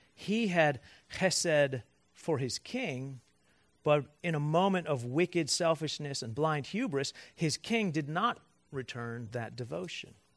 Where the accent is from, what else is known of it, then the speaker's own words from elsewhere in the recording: Cleveland, Ohio, United States; moved away; I, in Cleveland, I grew up and stayed in one church. Born raised eighteen years